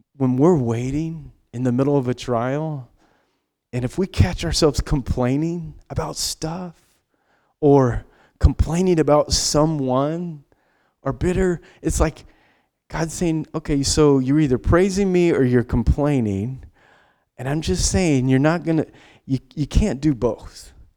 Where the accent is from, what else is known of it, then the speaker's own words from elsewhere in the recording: United States; we are Western American, independent.